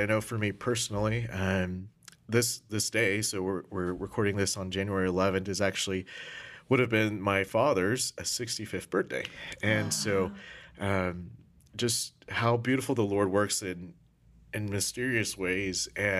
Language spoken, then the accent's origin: English; Philippines; Wow, so I'm Filipino.